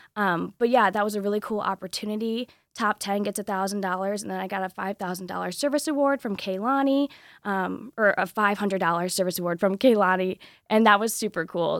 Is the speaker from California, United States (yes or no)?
no; Southwest Michigan, United States; I'm from Southwest Michigan